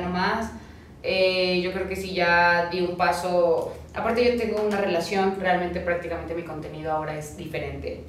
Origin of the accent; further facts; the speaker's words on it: Hidalgo, Mexico; moved away as an adult; now in Mexico City, Mexico; crecí parte de mi infancia en Hidalgo